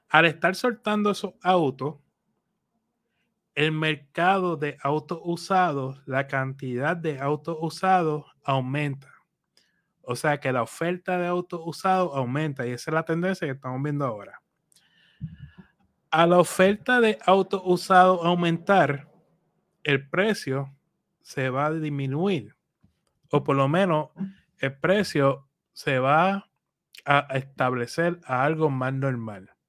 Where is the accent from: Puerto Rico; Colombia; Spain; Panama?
Puerto Rico; soy boricua